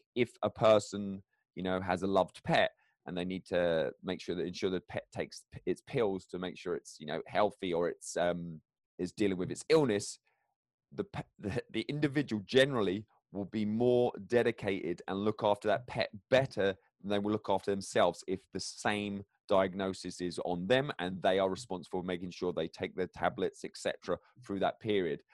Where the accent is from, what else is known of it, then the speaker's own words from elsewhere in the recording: England, United Kingdom; moved away; I go back to England to visit my hometown